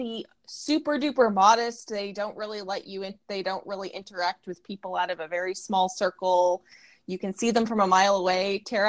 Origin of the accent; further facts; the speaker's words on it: Texas, United States; I hail from Texas. I am married nearly a decade, and I have two young sons.